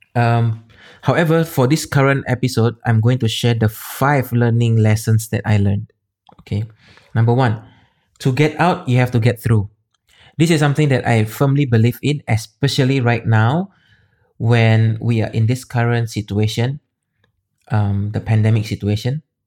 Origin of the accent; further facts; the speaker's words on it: Medan, North Sumatra, Indonesia; moved away as an adult; also born or lived in Singapore; I'm from Medan, Indonesia